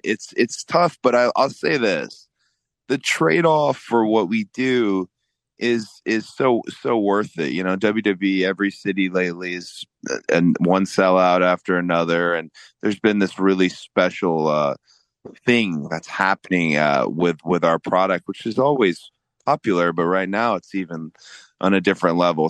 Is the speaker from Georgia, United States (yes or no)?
yes; Georgia, United States; growing up in Georgia